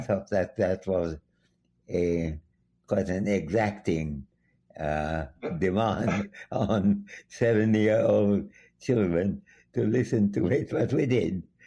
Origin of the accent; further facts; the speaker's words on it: Dhaka, Dhaka Division, Bangladesh; moved away; also born or lived in Santiniketan, India / Calcutta, India / Cambridge, England; I came from Dhaka minus two months old and went mm-hmm. back to Dhaka plus two months old. And I was born, meanwhile, in my uh, grandfather's home